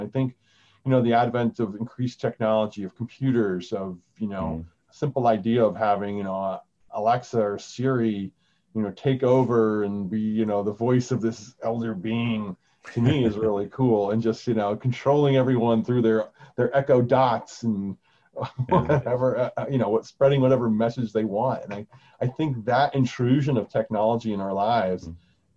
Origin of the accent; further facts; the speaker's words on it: United States; I'm American